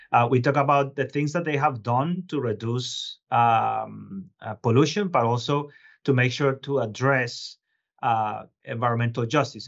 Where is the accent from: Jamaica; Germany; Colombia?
Colombia; Bogotá; moved away as an adult; also born or lived in Boston / New York; now in Lowell, United States; I was originally born and raised in Colombia, but I've been living here for about two decades now